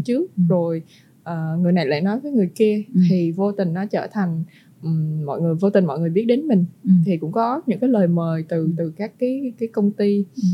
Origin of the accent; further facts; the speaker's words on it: Vietnam; mình là người Việt Nam